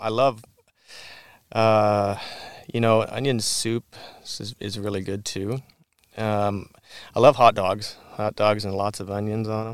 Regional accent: Whatcom County, Washington, United States; the kid from Whatcom County that didn't grow up on a farm

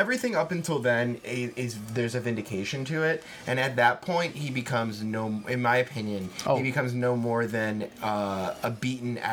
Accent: United States; I'm extremely American

